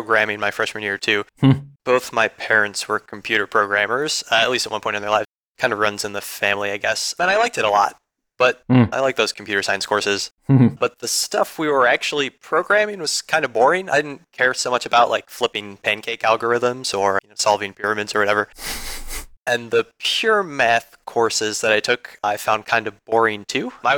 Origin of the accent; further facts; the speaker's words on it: Chicago, Illinois, United States; I'm from Chicago